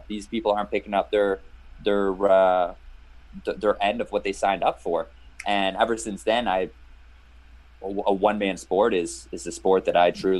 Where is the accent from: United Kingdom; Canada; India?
Canada; Yes, very rare Canadian.